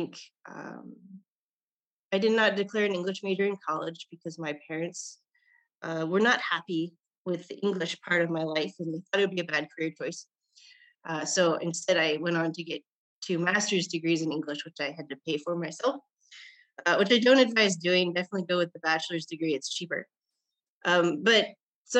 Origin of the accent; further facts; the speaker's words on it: Nebraska, United States; also born or lived in Japan; I was from Nebraska